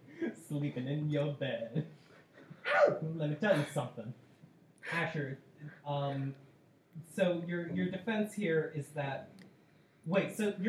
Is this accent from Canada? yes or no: yes; Quebec, Canada; we're from Quebec